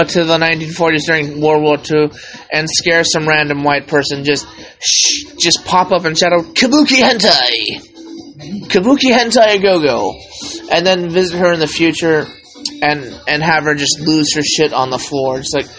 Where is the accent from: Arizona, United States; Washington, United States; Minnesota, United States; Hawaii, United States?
Hawaii, United States; I'm OG Hawaiian, I'm Japanese. We invented Hawaii.